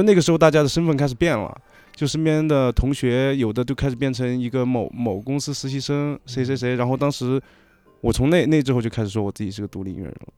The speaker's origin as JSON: {"language": "Chinese", "region": "Chongqing", "country": "China", "moved": "yes", "said": "我来自重庆"}